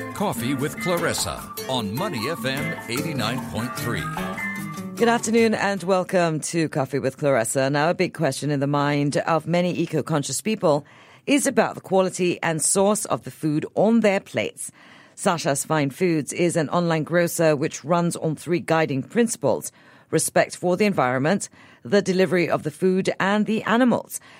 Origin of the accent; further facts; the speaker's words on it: Singapore; As a Singaporean